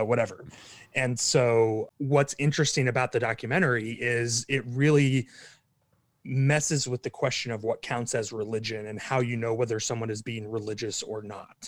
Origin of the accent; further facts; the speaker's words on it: Kansas City, Missouri, United States; moved away as an adult; also born or lived in Dayton, Ohio; now in Texas, United States; grew up in Kansas City, Missouri.